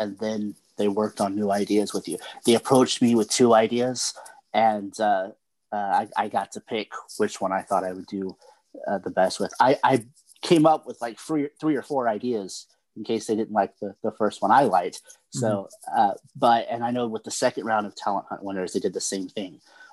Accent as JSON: {"language": "English", "region": "Oklahoma", "country": "United States", "tie": "born or raised there", "said": "Oklahoma, my home state"}